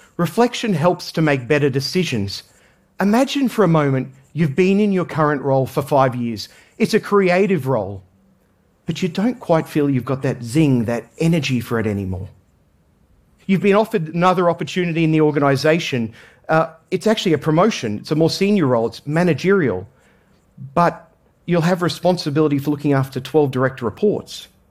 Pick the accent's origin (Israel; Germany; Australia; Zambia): Australia; I grew up in Australia